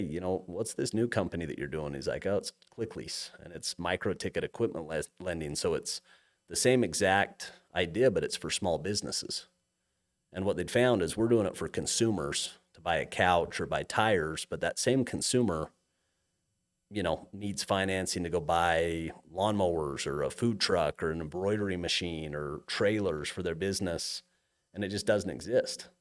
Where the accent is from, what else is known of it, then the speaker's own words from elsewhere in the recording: Cache Valley, Utah, United States; moved away as an adult; also born or lived in Montana; I grew up in Cache Valley